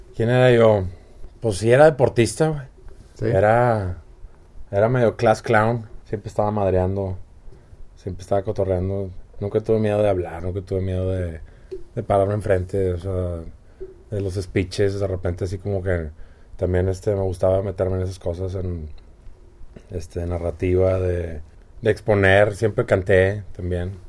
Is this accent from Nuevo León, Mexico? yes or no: yes; San Pedro Garza García, Nuevo León, Mexico; San Pedro, sí, yo desde el 80, San Pedro toda la vida